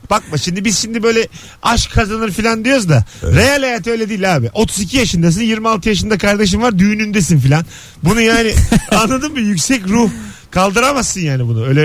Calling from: İzmir, Turkey; Merhaba Barış ben İzmir'den.

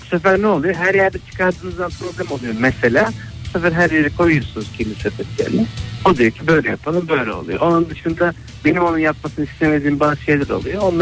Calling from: Istanbul, Turkey; ben İstanbul'dan.

